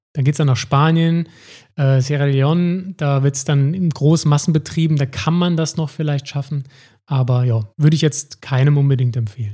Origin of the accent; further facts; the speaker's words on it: Saarbrücken, Saarland, Germany; Ich komme aus Saarbrücken, bin Weinpodcaster